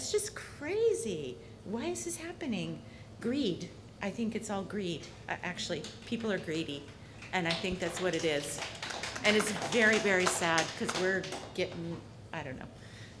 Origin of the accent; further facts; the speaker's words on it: California, United States; I was born and raised in California, love the state, but I will be leaving.